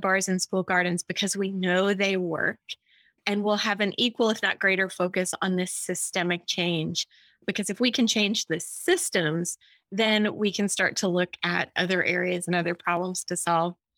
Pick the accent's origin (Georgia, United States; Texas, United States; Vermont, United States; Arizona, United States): Texas, United States; Austin; I'm from Austin, Texas